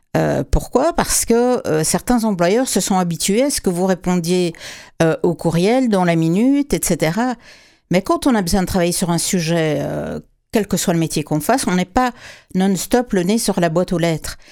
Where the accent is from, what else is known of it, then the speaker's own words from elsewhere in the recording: Quebec, Canada; chez nous au Québec